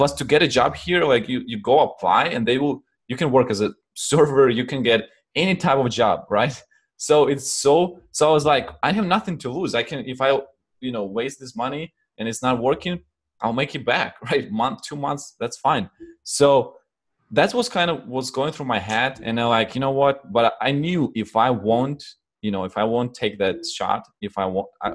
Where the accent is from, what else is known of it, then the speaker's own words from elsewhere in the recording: Ukraine; English is a second language; also born or lived in Poland; now in United States; I'm originally from Ukraine, and then I moved to Poland. I used to live in Poland and a few other countries in Europe.